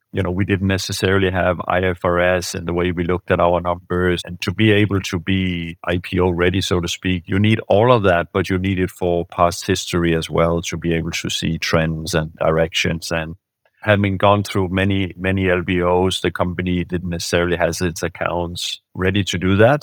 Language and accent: English; Denmark; moved away as an adult; also born or lived in Germany / France / United States; I'm born and raised in Denmark by, uh, a Swedish mother and a Danish father